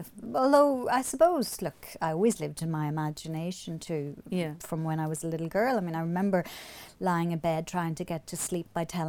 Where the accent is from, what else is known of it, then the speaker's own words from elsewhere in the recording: Omagh, Northern Ireland, United Kingdom; moved away; also born or lived in England; I knew about women writers growing up in Omagh.